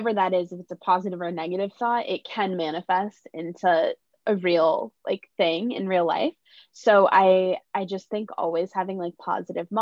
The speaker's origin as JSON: {"language": "English", "town": "New York City", "region": "New York", "country": "United States", "said": "I'm from New York City"}